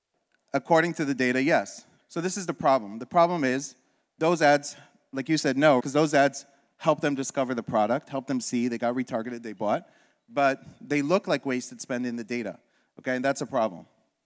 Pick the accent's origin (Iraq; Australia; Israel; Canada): Israel; born there; I was born in Israel.